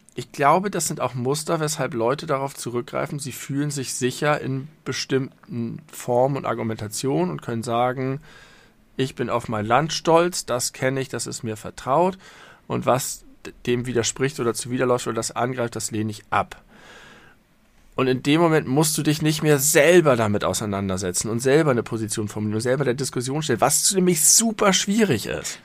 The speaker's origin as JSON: {"language": "German", "country": "Germany", "also_born_or_lived": "Hamburg", "said": "fühle ich mich in vielerlei Hinsicht sehr als Deutscher. Zum einen, weil ich natürlich sehr stark deutsch geprägt bin"}